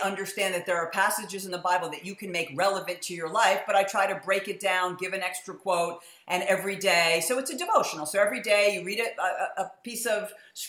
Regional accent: New York City, New York, United States; moved away; I grew up in New York City.

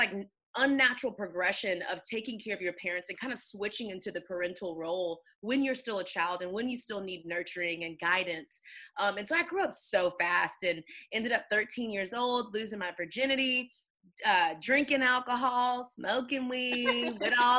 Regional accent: Houston, Texas, United States; moved away as an adult; now in Atlanta, United States; born and raised in Houston

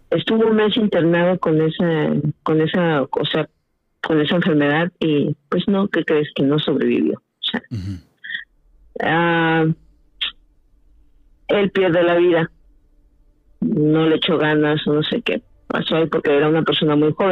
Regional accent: Mexico; now in Watertown, United States; ahí en México, de donde soy.

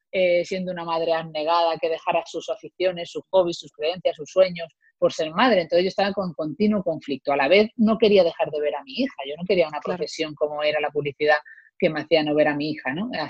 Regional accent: Málaga, Andalusia, Spain; moved away as an adult; now in Madrid, Spain; yo me vine de Málaga a Madrid a estudiar

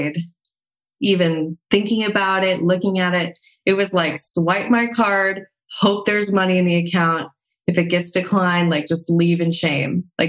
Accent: Montana, United States; moved away; also born or lived in La Jolla; growing up in Montana and just within my family, there was a lot of like, you have to work really, really hard

